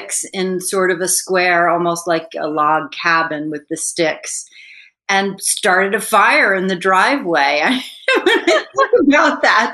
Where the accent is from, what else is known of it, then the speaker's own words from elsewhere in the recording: New Jersey, United States; We grew up in New Jersey, suburbia